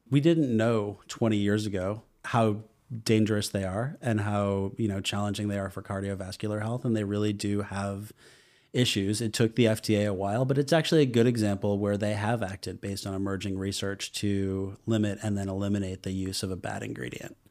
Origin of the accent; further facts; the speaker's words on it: Boston, Massachusetts, United States; moved away; also born or lived in Hudson Valley / Austin; I Grew up in the Boston area.